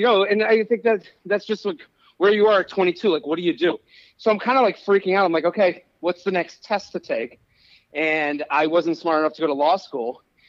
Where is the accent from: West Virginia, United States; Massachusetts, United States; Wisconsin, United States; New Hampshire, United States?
Massachusetts, United States; Needham; moved away as an adult; also born or lived in Pennsylvania; now in New York City, United States; So I grew up outside of Boston.